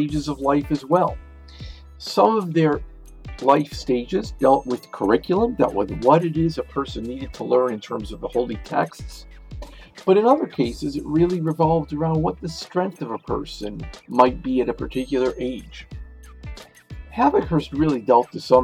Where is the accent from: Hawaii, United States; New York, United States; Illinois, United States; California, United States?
Illinois, United States; Chicago; University of Chicago, my hometown